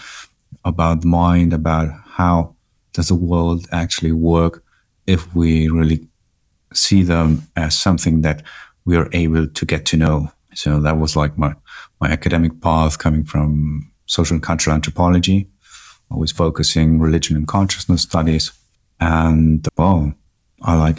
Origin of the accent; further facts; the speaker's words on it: Germany; My parents are from Chile. I'm from Germany